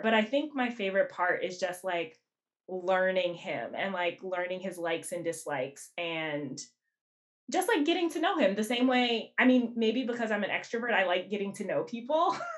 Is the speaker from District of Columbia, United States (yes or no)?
yes; Washington, District of Columbia, United States; moved away as an adult; also born or lived in New Jersey; now in Brooklyn, United States; I actually wasn't born here. Um, I I grew up in Washington D.C.